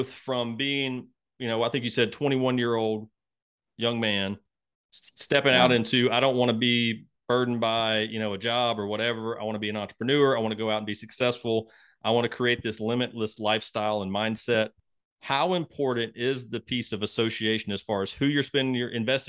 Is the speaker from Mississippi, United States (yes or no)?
yes; Mississippi, United States; moved away; I'm from Mississippi originally, from a really small town in Mississippi.